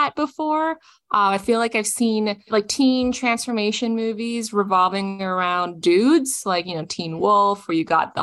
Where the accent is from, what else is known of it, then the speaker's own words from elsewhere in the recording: Toronto, Ontario, Canada; my own life growing up in Toronto, Canada